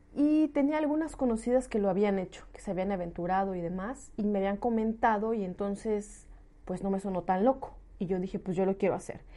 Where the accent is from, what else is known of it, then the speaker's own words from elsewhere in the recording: Mexico; moved away as an adult; now in Lyon, France; soy una mexicana que tomó esta decisión hace dos años, dejó su país